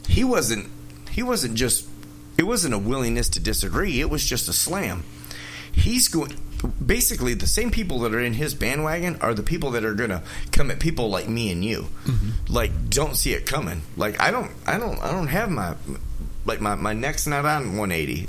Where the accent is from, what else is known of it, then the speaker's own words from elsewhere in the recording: Detroit, Michigan, United States; moved away; I'm from Detroit. I moved here